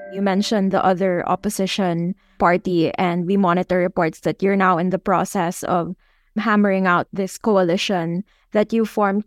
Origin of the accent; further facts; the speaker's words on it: Philippines; us as Filipino citizens